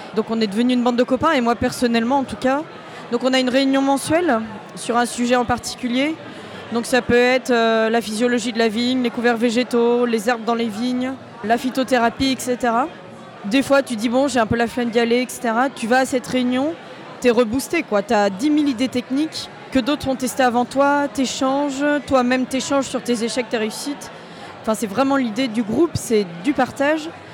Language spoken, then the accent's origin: French; La Rochelle, Nouvelle-Aquitaine, France; moved away as an adult; now in Beaujolais, France; à la base je viens de La Rochelle. Je suis arrivée dans le Beaujolais parce que j'avais trouvé un travail.